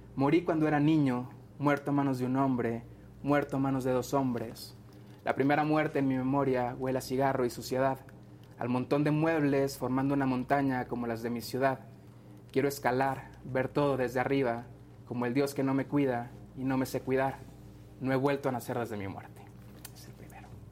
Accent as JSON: {"language": "Spanish", "town": "Monterrey", "region": "Nuevo León", "country": "Mexico", "said": "yo soy de Monterrey"}